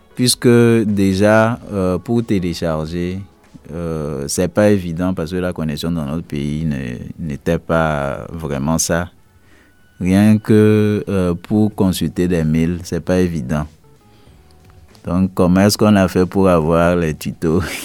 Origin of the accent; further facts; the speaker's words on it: Togo; je viens du Togo